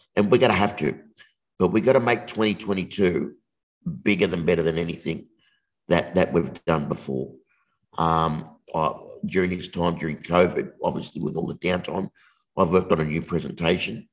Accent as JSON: {"language": "English", "town": "Sydney", "region": "New South Wales", "country": "Australia", "tie": "born or raised there", "said": "we grew up in Western Sydney"}